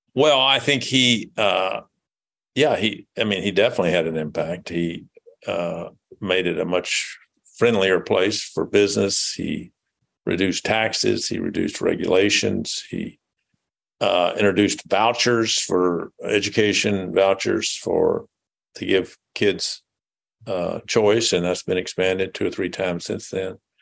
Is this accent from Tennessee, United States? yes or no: yes; Jackson, Tennessee, United States; moved away as an adult; also born or lived in Memphis, Tennessee / Nashville, Tennessee / Massachusetts; now in Indianapolis, United States; I was born in Jackson, Tennessee, which is uh, about 80 miles northeast of Memphis. So it's a rural community. Was uh, when I grew up, there seemed to be more uh, cotton gins than uh, gas stations. and I went to uh, high school there